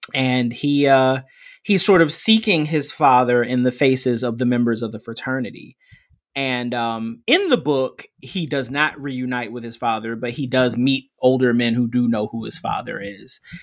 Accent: United States; being American

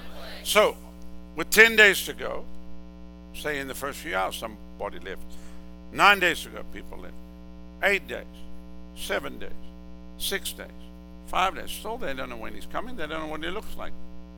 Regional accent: Southern United States, United States; No, I told you I'm from the South.

